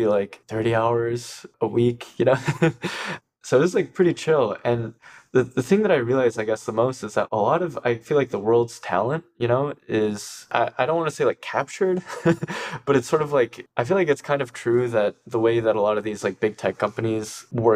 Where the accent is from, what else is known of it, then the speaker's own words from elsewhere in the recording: Ann Arbor, Michigan, United States; I grew up in Ann Arbor